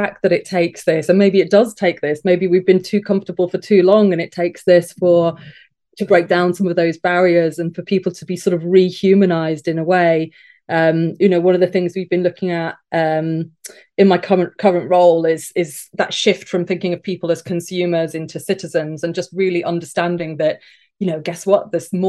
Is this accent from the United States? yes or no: no; England, United Kingdom; accent: northern; moved away as an adult; now in London, United Kingdom; I really lost my northern accent quite quickly when I came to London when I was 19.